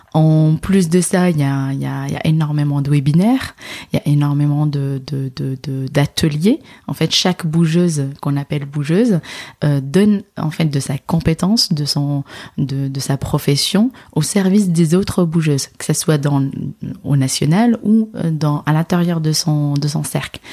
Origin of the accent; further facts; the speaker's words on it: Casablanca, Casablanca-Settat, Morocco; moved away as an adult; also born or lived in Dijon / Nord, France; now in France; Je suis née et j'ai grandi en fait à Casablanca